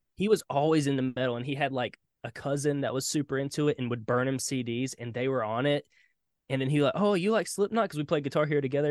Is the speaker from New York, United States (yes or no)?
no; Hartsville, South Carolina, United States; I'm from South Carolina. Uh, born and raised. Uh, small town called Hartsville.